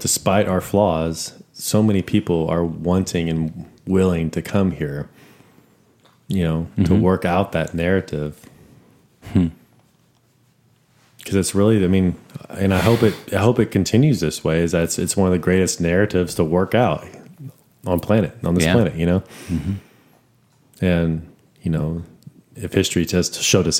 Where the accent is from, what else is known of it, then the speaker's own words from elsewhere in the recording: Amarillo, Texas, United States; I grew up in Amarillo